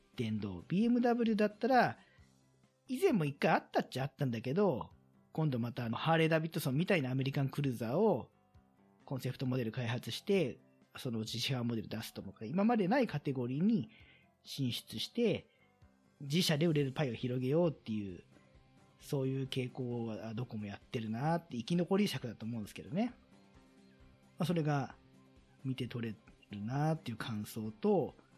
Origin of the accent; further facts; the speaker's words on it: Kanagawa, Japan; 私自身はもう神奈川生まれなんで